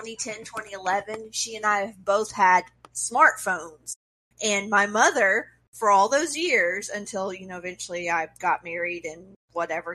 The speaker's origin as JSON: {"language": "English", "region": "Mississippi", "country": "United States", "tie": "born or raised there", "also_born_or_lived": "Alabama", "said": "I grew up in Mississippi. I lived in Alabama for a little while."}